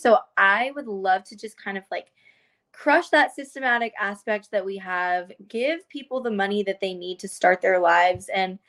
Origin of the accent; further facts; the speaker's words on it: United States; I am a South Asian, I'm Indian American